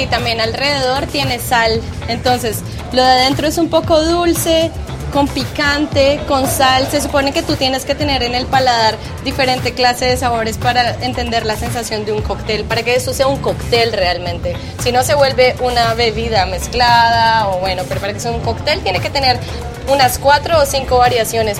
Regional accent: Colombia; moved away as an adult; now in Antigua Guatemala, Guatemala; soy colombiana

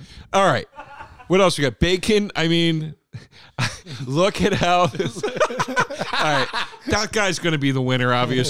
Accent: United Kingdom; It seems to me that bacon is far preferred by Americans, but as a Brit, I think that maybe because you haven't tasted the best sausages.

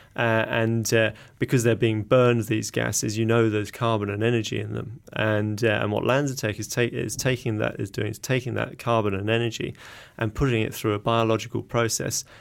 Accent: England, United Kingdom; accent: English; moved away as an adult; now in Auckland, New Zealand; you can probably tell by my accent, I'm, I'm English originally.

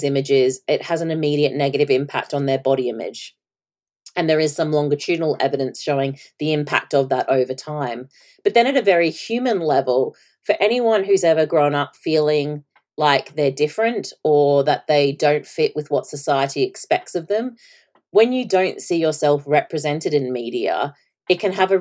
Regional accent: Australia; at the time I was growing up in Australia

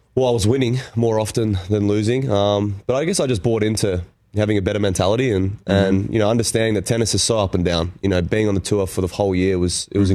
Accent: Canberra, Australian Capital Territory, Australia; I grew up in Canberra

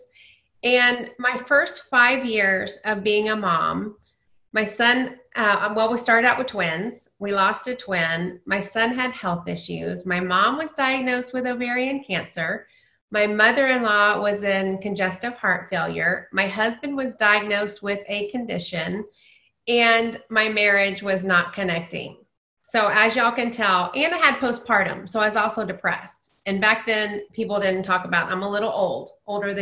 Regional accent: Dallas, Texas, United States; I grew up in Dallas.

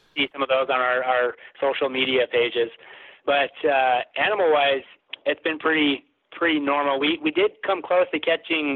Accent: Idaho, United States; now in Utah, United States; I'm actually from Idaho, native Idahoan, but we're based out of Utah

